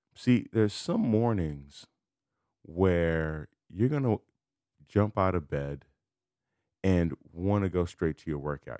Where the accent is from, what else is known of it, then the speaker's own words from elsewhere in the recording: Chicago, Illinois, United States; I'm from Chicago.